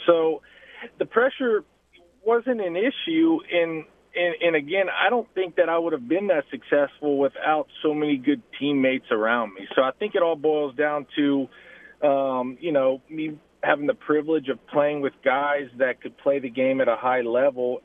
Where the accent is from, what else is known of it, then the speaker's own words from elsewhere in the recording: Lafayette, Louisiana, United States; my hometown where I grew up